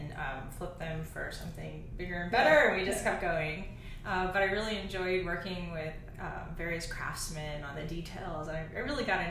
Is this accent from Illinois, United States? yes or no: yes; Southern Illinois, United States; moved away as an adult; also born or lived in Champaign-Urbana, Illinois / Chicago, Illinois; now in Pittsburgh, United States; I'm originally from Illinois. As I said, I grew up in Southern Illinois